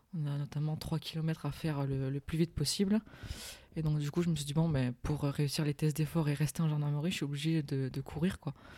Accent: Digne-les-Bains, Provence-Alpes-Côte d'Azur, France; je suis née et j'habite euh, à Digne-les-Bains

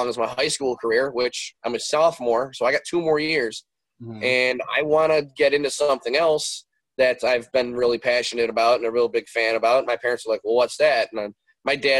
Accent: Westmont, Illinois, United States; also born or lived in Darien, Illinois; So I grew up in the west suburbs of Chicago. I've always been out here. I grew up in Westmont, and later on in life, we would move from Westmont to Darien.

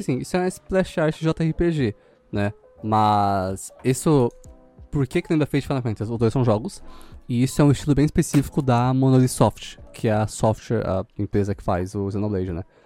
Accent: São Paulo, Brazil; eu sou daqui de São Paulo mais ou menos

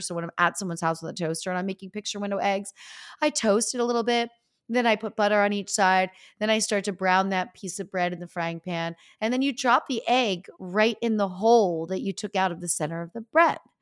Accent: Easton, Pennsylvania, United States; moved away; I'm from Easton, Pennsylvania, which is even smaller than Pittsburgh

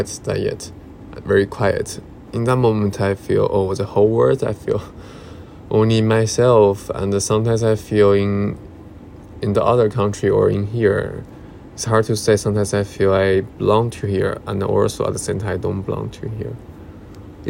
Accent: China; English is a second language; moved away as an adult; now in London, United Kingdom; when I'm more far away from my hometown or China

